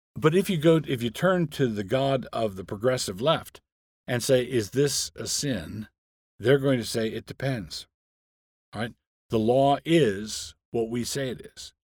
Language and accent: English; Annapolis, Maryland, United States; I grew up in Annapolis, Maryland